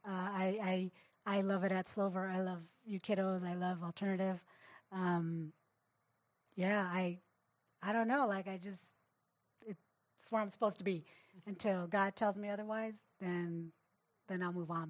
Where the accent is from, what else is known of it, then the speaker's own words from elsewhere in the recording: Riverside, California, United States; I actually have family members who went to continuation where I grew up in Riverside